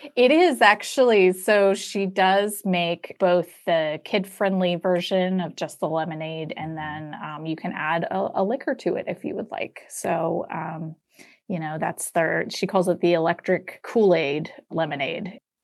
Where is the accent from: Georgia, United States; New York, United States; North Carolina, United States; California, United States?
Georgia, United States; Atlanta; Where I grew up in Atlanta